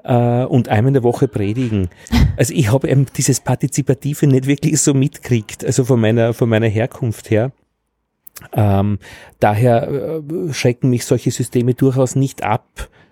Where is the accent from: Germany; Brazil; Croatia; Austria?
Austria; Altheim, Upper Austria; now in Vienna, Austria; am Land bei uns in Altheim in Oberösterreich